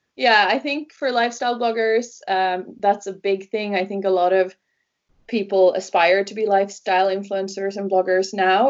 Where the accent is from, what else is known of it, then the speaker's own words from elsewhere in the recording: Norway; first language Norwegian; English is a second language; also born or lived in Wales / London; here in the area where I grew up in Norway. I grew up by the fjords